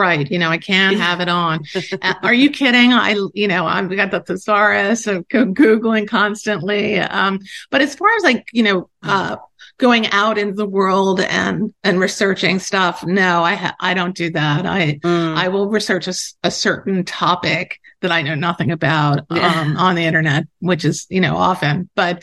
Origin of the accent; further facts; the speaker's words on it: Baltimore, Maryland, United States; moved away as an adult; now in New York City, United States; I grew up in Baltimore, actually